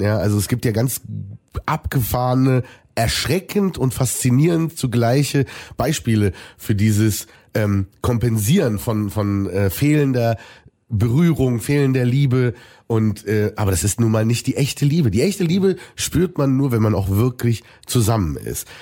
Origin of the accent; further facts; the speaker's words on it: Germany; für Deutschland, für mein Heimatland